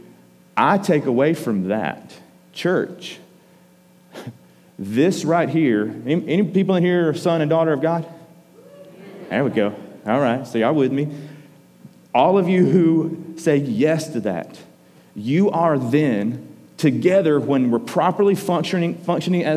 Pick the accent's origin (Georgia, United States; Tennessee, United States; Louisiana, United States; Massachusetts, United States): Georgia, United States; we're from Georgia